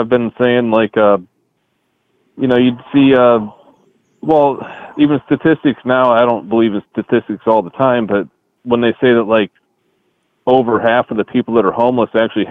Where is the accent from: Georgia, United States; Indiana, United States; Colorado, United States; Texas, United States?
Indiana, United States; now in Florida, United States; I'm from Indiana